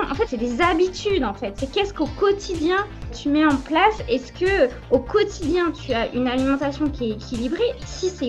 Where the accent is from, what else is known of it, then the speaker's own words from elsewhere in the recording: France; surtout en tant que Français